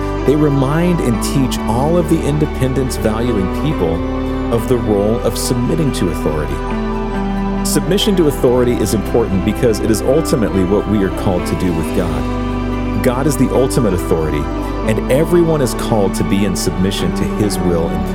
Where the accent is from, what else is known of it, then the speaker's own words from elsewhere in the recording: Texas, United States; I grew up in Texas, a state where independence is considered a virtue